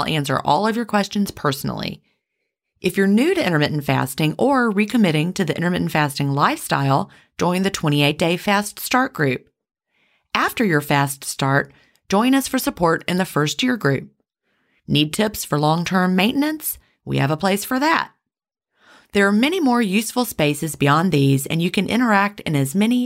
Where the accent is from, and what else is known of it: the American South, United States; accent: Southern